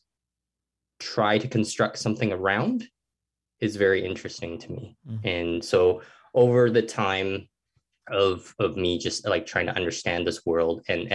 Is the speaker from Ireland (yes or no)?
no; Hong Kong; now in Canada; I grew up in Hong Kong